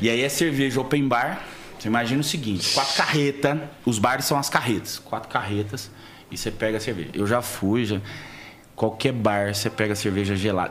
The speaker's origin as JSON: {"language": "Portuguese", "town": "Alfenas", "region": "Minas Gerais", "country": "Brazil", "tie": "born or raised there", "moved": "yes", "said": "nascido e criado em Alfenas, sul de Minas"}